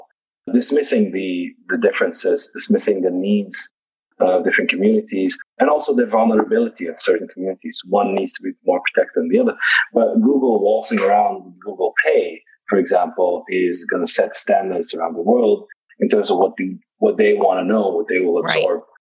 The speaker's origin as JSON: {"language": "English", "country": "Netherlands", "moved": "yes", "lives_now": "Arizona, United States", "said": "I'm from the Netherlands"}